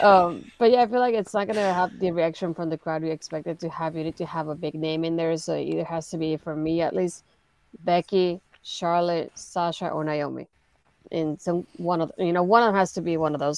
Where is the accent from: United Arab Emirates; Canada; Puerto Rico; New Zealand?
Puerto Rico; now in United States; technically, I'm not American. I'm from Puerto Rico.